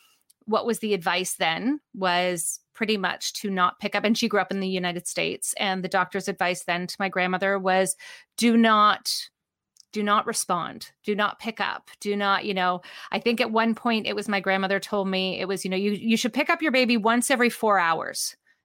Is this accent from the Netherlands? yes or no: no; Canada; also born or lived in Vancouver, Canada / Ontario, Canada; I am Canadian.